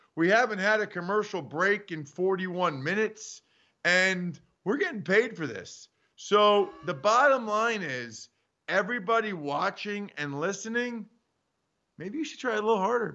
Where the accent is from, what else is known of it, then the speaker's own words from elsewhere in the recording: Northeast, United States; moved away; I'm from the Northeast